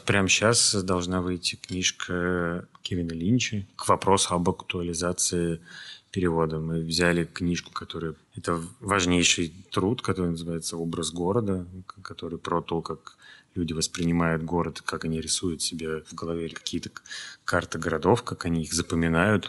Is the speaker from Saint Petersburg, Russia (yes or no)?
no; Moscow, Russia; мы, москвичи